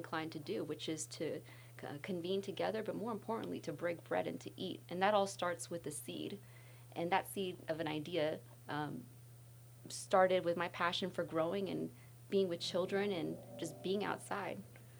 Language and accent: English; Texas, United States; Well, I am from Texas. I was born on an Air Force base, and I enjoyed being a military kid growing up.